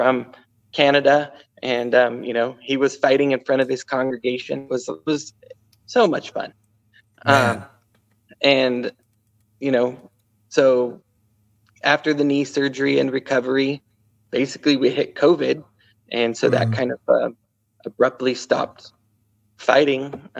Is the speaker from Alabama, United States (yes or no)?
no; Sacramento, California, United States; moved away as an adult; now in Idaho, United States; I was looking for that group of friends in Idaho because, you know, I grew up in California, didn't have that here.